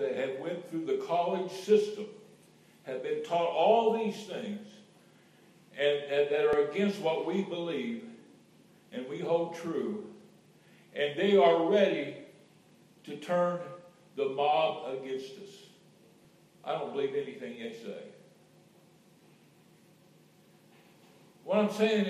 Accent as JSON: {"language": "English", "region": "Indiana", "country": "United States", "moved": "yes", "said": "I'm from God's country, Indiana, Hoosier"}